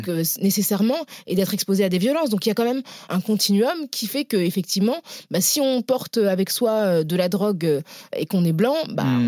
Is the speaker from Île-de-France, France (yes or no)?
yes; Paris, Île-de-France, France; also born or lived in La Courneuve; je suis née euh, à Paris euh, de parents qui venaient du Sénégal, donc qui ont immigré dans les années 70. Hmm. J'ai grandi dans des quartiers populaires, donc dans l'Est parisien et puis à la Courneuve